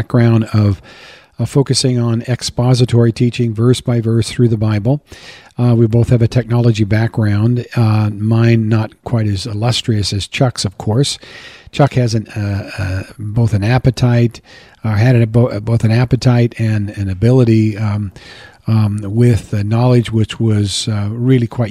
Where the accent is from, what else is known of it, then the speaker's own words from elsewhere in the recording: New Zealand; moved away as an adult; now in Coeur d'Alene, United States; my wife and I, we're Kiwi citizens